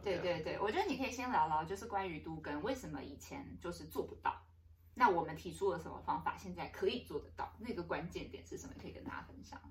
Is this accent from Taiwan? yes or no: yes; Taipei, Taiwan; 我从小也在大安那个文山区长大，我是景美人